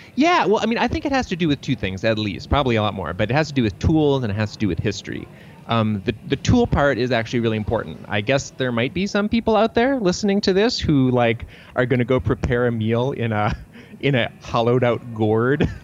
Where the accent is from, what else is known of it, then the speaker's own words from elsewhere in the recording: Troy, Michigan, United States; I grew up in Troy, Michigan